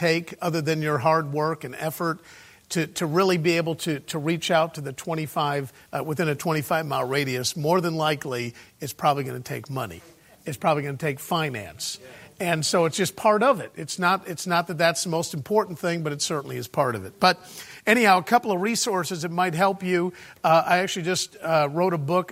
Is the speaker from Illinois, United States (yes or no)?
yes; Chicago, Illinois, United States; moved away as an adult; now in United Kingdom; I was born and raised in Chicago